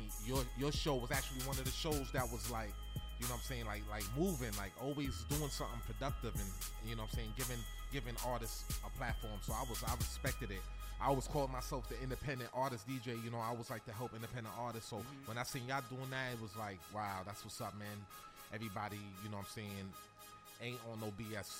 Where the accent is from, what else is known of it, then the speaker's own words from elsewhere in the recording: New York City, New York, United States; also born or lived in Queens; I'm originally from Brooklyn, New York. Okay. But I lived everywhere, man.